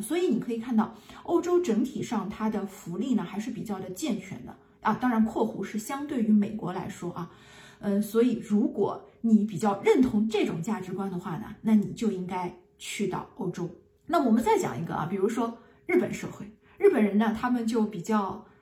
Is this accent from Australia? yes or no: no; China; moved away; 我们中国人啊，至少可以明白一件事情